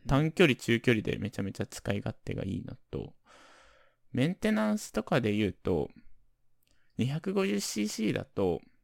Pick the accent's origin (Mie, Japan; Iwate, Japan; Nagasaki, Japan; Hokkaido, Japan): Hokkaido, Japan; now in Tokyo, Japan; 僕ら住んでる、住んでた地元